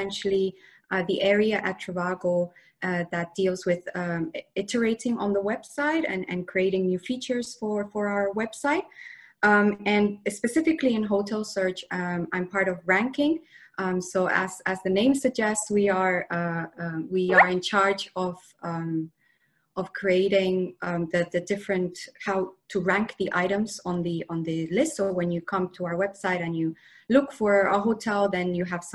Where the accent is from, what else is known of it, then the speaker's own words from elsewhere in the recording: Spain; moved away as an adult; also born or lived in Bath, United Kingdom; I come from Spain originally, and I moved to the UK to study at university.